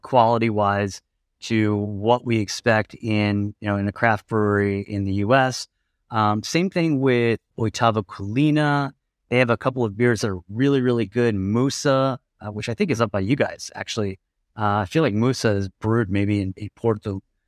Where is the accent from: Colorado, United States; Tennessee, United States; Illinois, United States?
Colorado, United States; moved away as an adult; now in Lisbon, Portugal; we're from Colorado